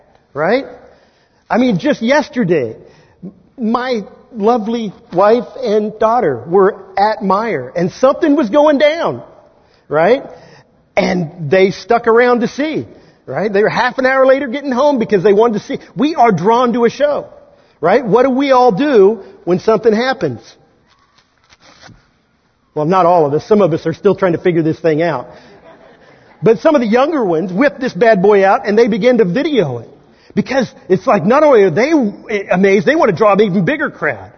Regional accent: Kansas, United States; accent: Kansan; my native tongue, Kansan

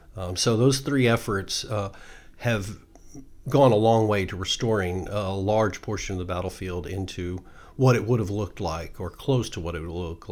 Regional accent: Houston, Texas, United States; I'm a native Houstonian, though, so I'm one of those rarities around here.

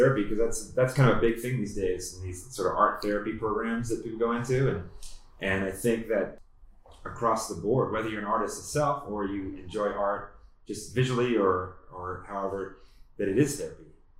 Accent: East Coast, United States; now in Boulder, United States; I came from the East Coast and like I moved to Boulder

